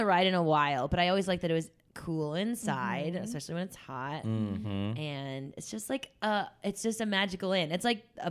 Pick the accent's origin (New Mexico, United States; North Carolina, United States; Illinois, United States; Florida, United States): North Carolina, United States; now in Los Angeles, United States; I grew up on the East Coast. I'm from North Carolina.